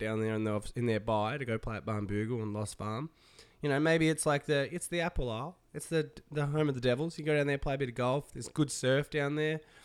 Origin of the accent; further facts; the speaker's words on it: Tasmania, Australia; moved away; Tasmania in the island state, my home state